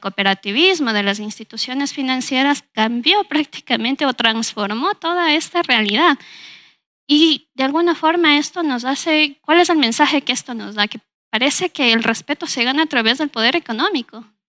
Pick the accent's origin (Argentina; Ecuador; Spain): Ecuador; Ambato, Tungurahua; yo nací aquí en la ciudad de Ambato, viví prácticamente toda mi infancia aquí